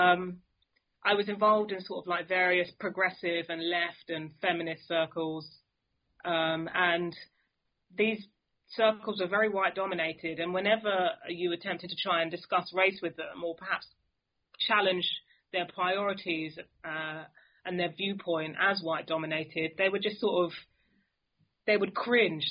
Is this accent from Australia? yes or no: no; London, United Kingdom; growing up in London